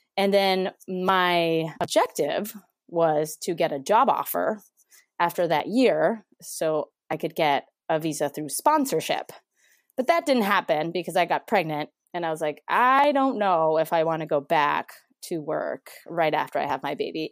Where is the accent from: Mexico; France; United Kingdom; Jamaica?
Mexico; Mexico City; moved away as an adult; now in United States; So, yeah, so I grew up in Mexico City, born and raised, went to school there, um, went to college there